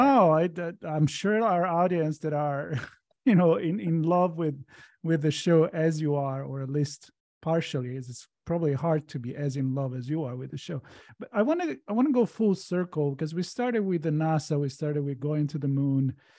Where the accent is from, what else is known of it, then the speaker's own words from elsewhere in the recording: Italy; English is a second language; moved away as an adult; now in Los Angeles, United States; I grew up in Italy. I moved in L A in two thousand